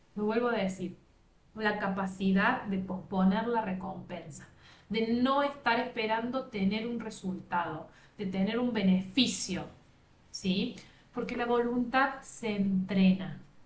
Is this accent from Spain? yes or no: no; Villa María, Córdoba, Argentina; yo soy del interior de Córdoba, Argentina